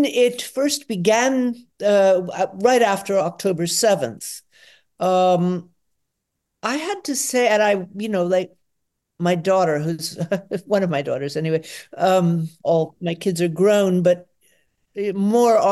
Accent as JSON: {"language": "English", "town": "Atlanta", "region": "Georgia", "country": "United States", "tie": "born or raised there", "moved": "yes", "lives_now": "Potsdam, Germany", "said": "I was born in Atlanta, Georgia in 1955"}